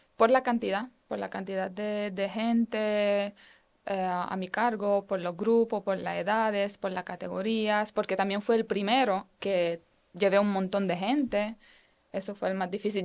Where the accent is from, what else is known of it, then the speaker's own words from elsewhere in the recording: Romania; Spanish is a second language; now in Puerto Rico; vengo de allá